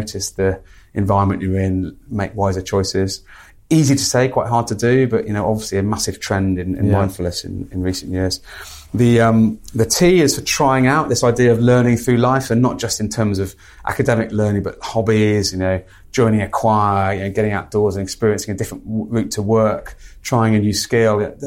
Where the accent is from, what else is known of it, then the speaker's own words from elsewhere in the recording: Midlands, United Kingdom; I'm a British male, grew up in the Midlands